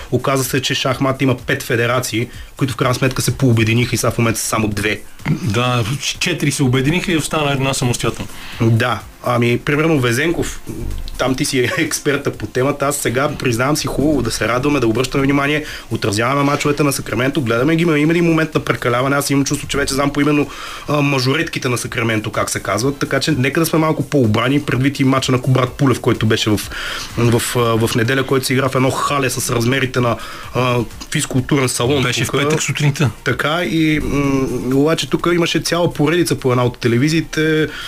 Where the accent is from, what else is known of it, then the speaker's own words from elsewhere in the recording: Bulgaria; Аз мога да се радвам за него и така да ми е приятно като българин, че влизаме в хрониките не с криминални прояви по света